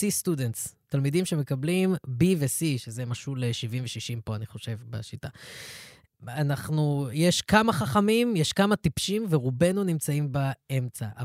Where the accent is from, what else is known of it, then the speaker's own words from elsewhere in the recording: Ra'anana, Central District, Israel; אני אגיד לך את זה, אני גדלתי ברעננה.